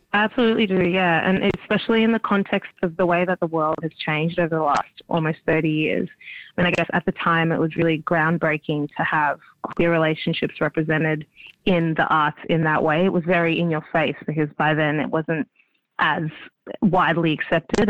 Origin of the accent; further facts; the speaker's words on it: Melbourne, Victoria, Australia; Melbourne's my hometown